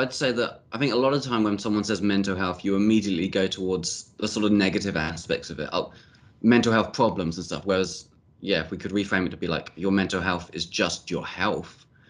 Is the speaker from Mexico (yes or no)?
no; United Kingdom; we're British as well